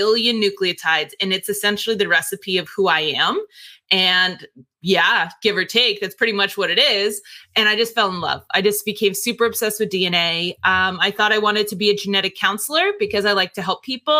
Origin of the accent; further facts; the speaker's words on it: Northern New Jersey, United States; moved away; also born or lived in Texas; I was born and raised in New Jersey, Northern New Jersey.